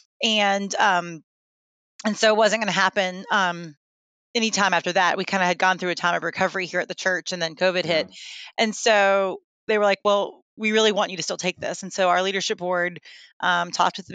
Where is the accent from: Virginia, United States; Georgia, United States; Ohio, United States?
Virginia, United States; Lynchburg; also born or lived in Birmingham / Detroit / Atlanta; now in Virginia Beach, United States; I am from the Lynchburg area of Virginia, but I lived in Birmingham, Detroit, Atlanta, and then back to Virginia